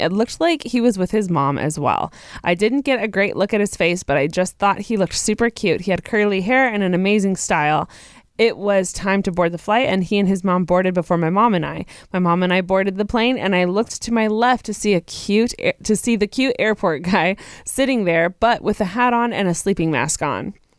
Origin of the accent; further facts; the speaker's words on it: Texas, United States; I am from Texas